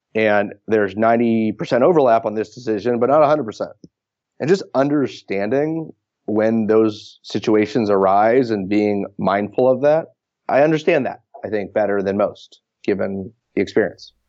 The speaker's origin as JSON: {"language": "English", "town": "Palo Alto", "region": "California", "country": "United States", "tie": "born or raised there", "said": "I grew up in Palo Alto"}